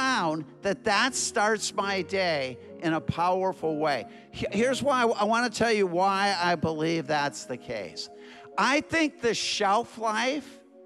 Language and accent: English; Minneapolis, Minnesota, United States; I'm from Minneapolis, Minnesota.